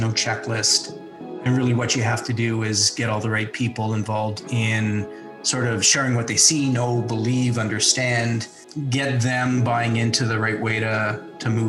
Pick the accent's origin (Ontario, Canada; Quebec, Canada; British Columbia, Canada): Ontario, Canada; Toronto; I grew up in Toronto in sort of the northeast suburbs